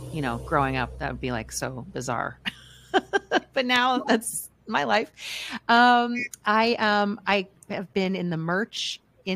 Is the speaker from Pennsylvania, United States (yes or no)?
yes; outside Philadelphia, Pennsylvania, United States; now in Kentucky, United States; I am grew up outside Philadelphia